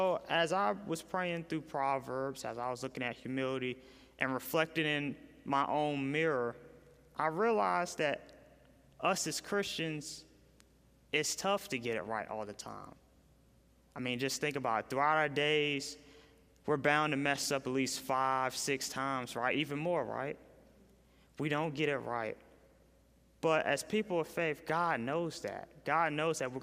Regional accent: Raleigh, North Carolina, United States; I'm from Raleigh, North Carolina

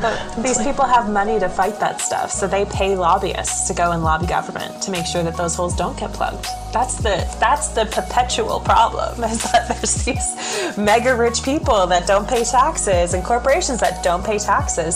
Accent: Canada; I'm Canadian

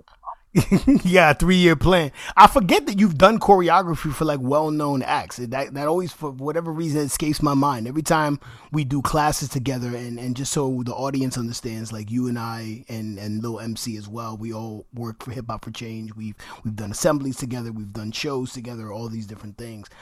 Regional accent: New York, United States; people in my neighborhood in Washington Heights who didn't speak English.

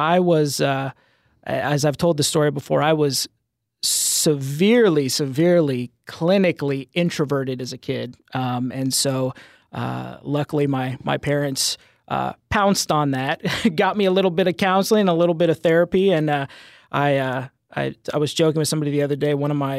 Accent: Denver, Colorado, United States; I was born in Colorado. I was born in Denver on a nice blizzard evening, or early morning, rather. My folks are both from Texas, but they moved to Colorado soon after they were married. And I was born back in 87 and grew up there.

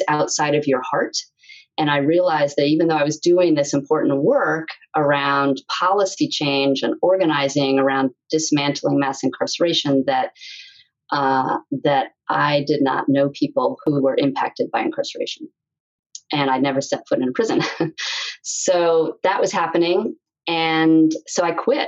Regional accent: New York City, New York, United States; I grew up in New York City

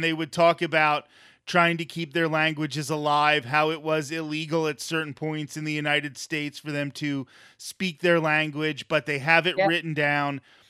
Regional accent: Ireland; as Irish people, we have that same struggle. We have to try to preserve our culture.

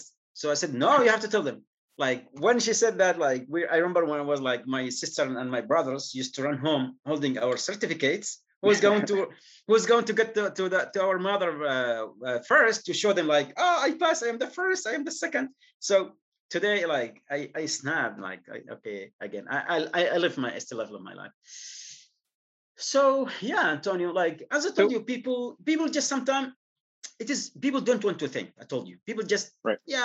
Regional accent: Yemen; moved away as an adult; I am from Yemen

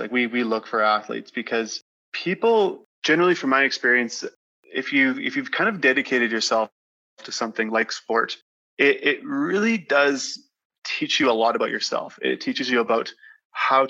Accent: Grasswood, Saskatchewan, Canada; I grew up in a small community just south of Saskatoon called Grasswood

